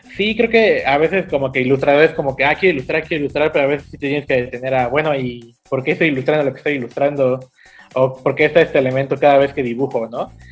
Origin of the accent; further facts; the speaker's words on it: Cancún, Quintana Roo, Mexico; also born or lived in Puebla; mis papás llegaron a Cancún en el 99 y ya yo tenía como cinco años en ese entonces